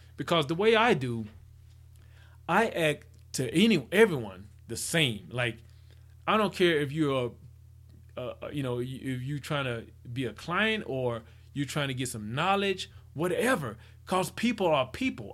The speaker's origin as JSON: {"language": "English", "region": "Mississippi", "country": "United States", "said": "I'm from Mississippi"}